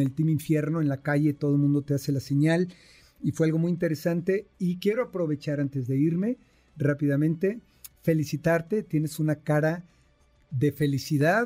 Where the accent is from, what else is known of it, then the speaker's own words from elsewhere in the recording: Mexico; somos mexicanos trabajadores, fregones